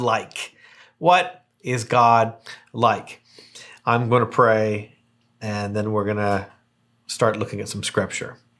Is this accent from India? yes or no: no; Hamilton, Ontario, Canada; moved away as an adult; now in Palm Springs, United States; I'm from Hamilton, Ontario, Canada, and I live, uh, here in Palm Springs